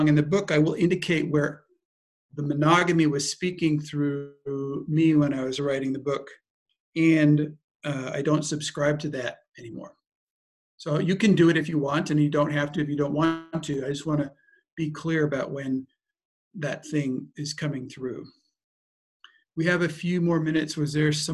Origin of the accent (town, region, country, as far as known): United States; moved away; also born or lived in Germany / Austria / France